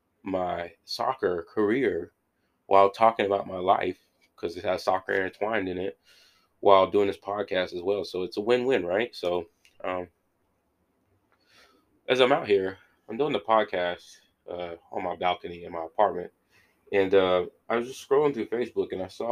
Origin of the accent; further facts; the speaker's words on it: Warner Robins, Georgia, United States; I'm from Runner Robins